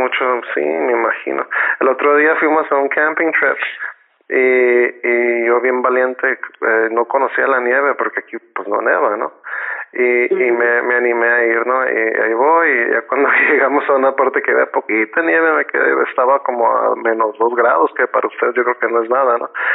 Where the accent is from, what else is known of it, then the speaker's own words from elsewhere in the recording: Tijuana, Baja California, Mexico; also born or lived in Nicaragua; yo nací ahí pues pero básicamente me creé aquí en Tijuana